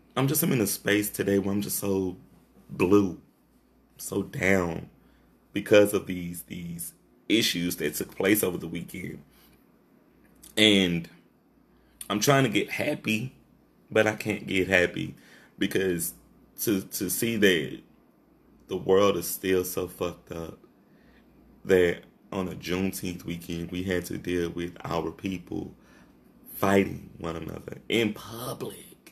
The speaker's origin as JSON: {"language": "English", "town": "Shreveport", "region": "Louisiana", "country": "United States", "tie": "born or raised there", "said": "this is my hometown"}